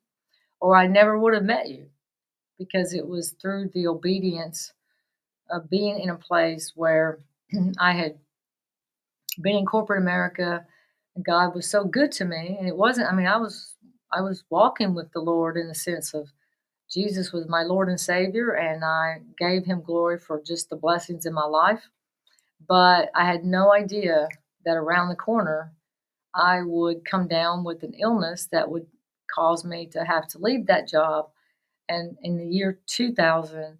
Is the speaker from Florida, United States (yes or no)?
no; West Tennessee, United States; I grew up in the South and West Tennessee